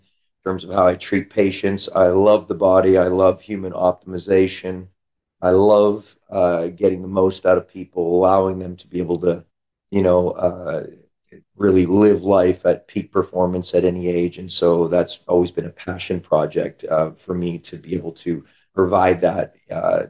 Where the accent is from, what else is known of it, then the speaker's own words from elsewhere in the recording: Canada; now in San Diego, United States; I'm from Canada, came down to California